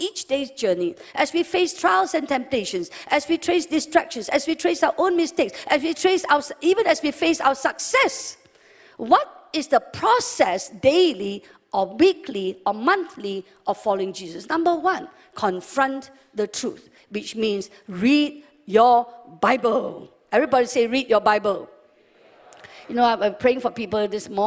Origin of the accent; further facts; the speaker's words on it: West Malaysia, Malaysia; also born or lived in England / Sabah; We're from West Malaysia